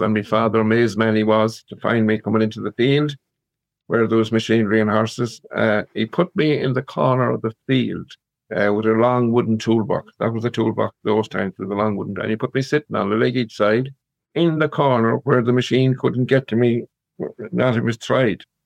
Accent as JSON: {"language": "English", "town": "Claregalway", "region": "Connacht", "country": "Ireland", "tie": "born or raised there", "lives_now": "Loughrea, Ireland", "said": "born and reared in Clare, Galway, little country uh, village outside Galway, about seven miles outside Galway"}